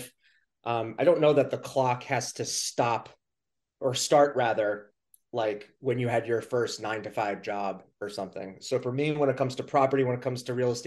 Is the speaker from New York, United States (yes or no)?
yes; New York City, New York, United States; now in New Hampshire, United States; I was born in Queens, New York